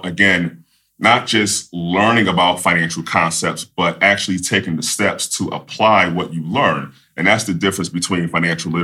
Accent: Philadelphia, Pennsylvania, United States; I'm originally from Philadelphia, PA

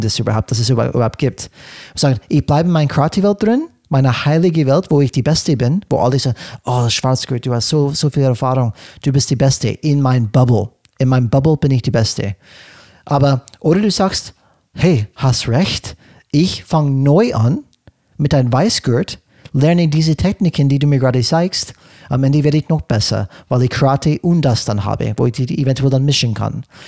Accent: California, United States; German is a second language; moved away as an adult; now in Germany; in Kalifornien, wo ich aufgewachsen bin

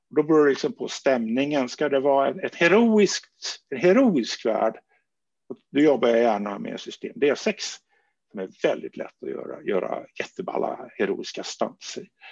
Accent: small village outside Gothenburg, Västra Götaland, Sweden; moved away; also born or lived in Stockholm; en liten västgötsk by, där jag växte upp på 1960-talet

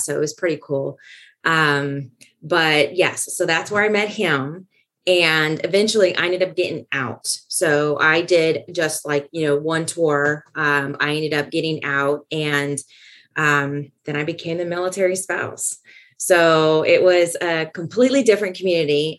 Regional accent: California, United States; moved away as an adult; I was born and raised in California

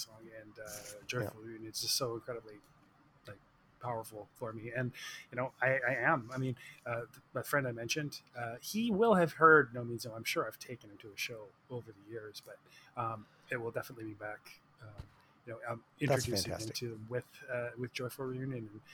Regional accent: Victoria, British Columbia, Canada; I'm from Victoria, Vancouver area

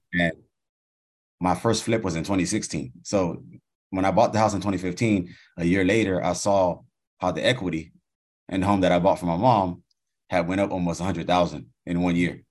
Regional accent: United States; I was born in the States

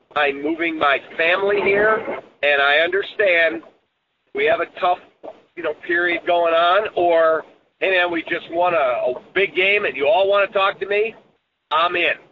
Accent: Chicago, Illinois, United States; It's my hometown. I'll always be a Chicagoan

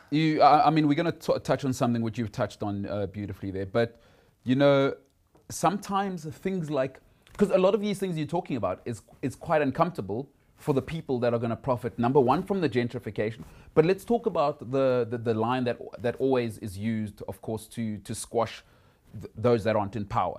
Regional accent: South Africa; I'm middle class, I'm South African

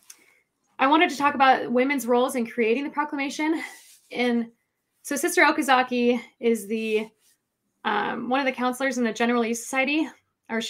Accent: Missouri, United States; moved away as an adult; also born or lived in Idaho / Utah / Wyoming; I am from Missouri.

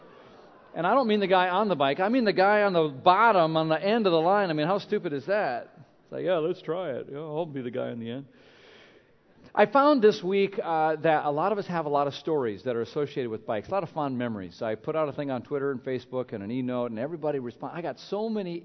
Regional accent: Minnesota, United States; moved away; When I grew up in Minnesota, we had different kinds of bikes there with all the snow and cold

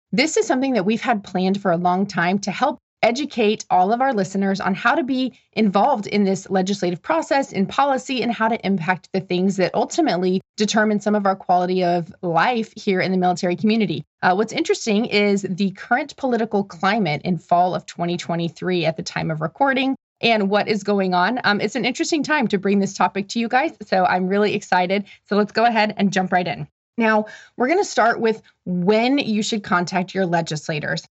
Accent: Omaha, Nebraska, United States; moved away; My hometown is Omaha, Nebraska.

